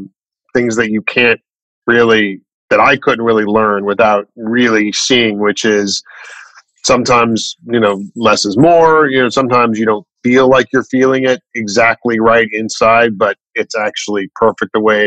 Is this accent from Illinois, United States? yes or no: yes; Chicago, Illinois, United States; I grew up in Chicago, mainly